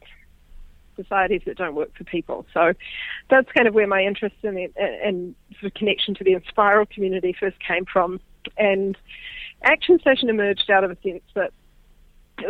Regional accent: New Zealand; also born or lived in Papua New Guinea; I am a New Zealander, as you mentioned. Born and grew up on a dairy farm

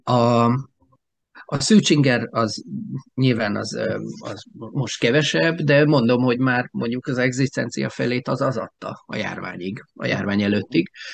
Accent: Alsópáhok, Zala, Hungary; now in Keszthely, Hungary; én mellette alsópáokon nőttem fel

